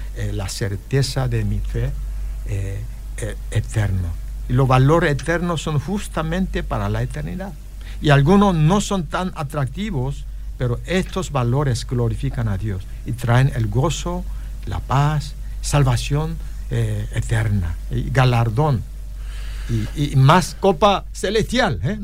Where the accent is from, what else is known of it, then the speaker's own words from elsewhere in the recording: Paraguay; somos paraguayos